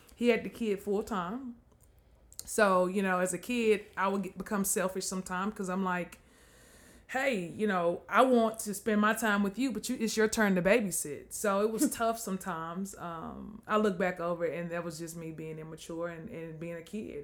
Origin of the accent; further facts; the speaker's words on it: Mississippi, United States; moved away; also born or lived in Natchitoches, Louisiana; Mississippi, where I was from